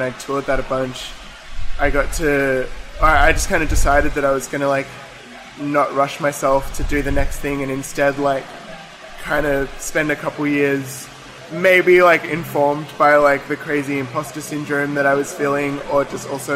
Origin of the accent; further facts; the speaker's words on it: Melbourne, Victoria, Australia; I grew up in Melbourne, in Elstonwick